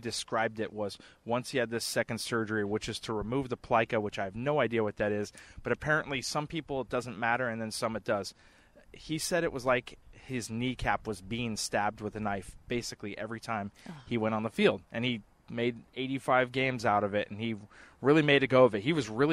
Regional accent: West Coast, United States; moved away; I grew up on the West Coast.

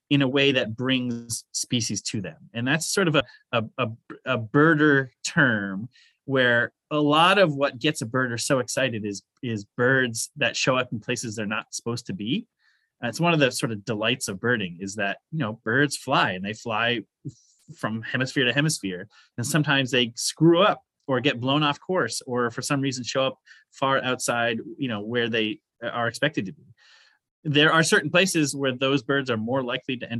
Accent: Maine, United States; I grew up here in Maine to a real outdoors family

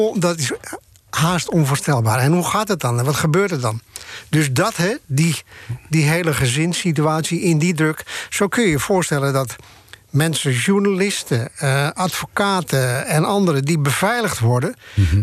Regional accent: Bloemendaal, North Holland, Netherlands; moved away as an adult; also born or lived in Haarlem; now in Amsterdam, Netherlands; ik kwam uit Haarlem en Bloemendaal.

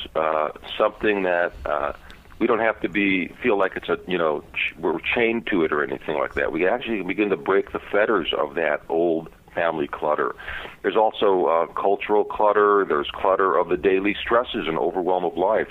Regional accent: Chicago, Illinois, United States; I grew up in Chicago in a kind of tough neighborhood

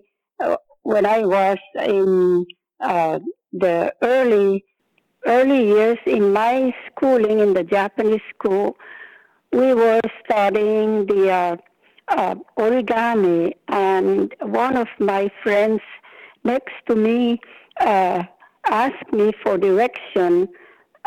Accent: Northern Mariana Islands; born or raised there

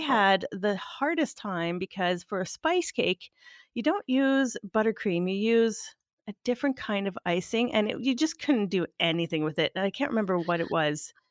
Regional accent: Canada; English is a second language; I'm French Canadian

